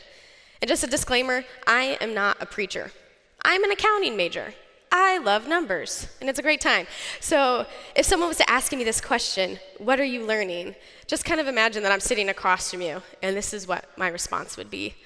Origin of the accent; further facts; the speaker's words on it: Colorado Springs, Colorado, United States; moved away as an adult; also born or lived in Mexico; now in Indiana, United States; I'm from Colorado Springs, Colorado